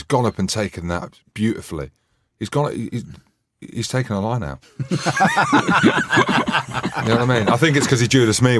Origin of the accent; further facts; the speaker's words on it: Scotland, United Kingdom; Well, I'm Scottish, mate. I hate the English. I'm Scottish.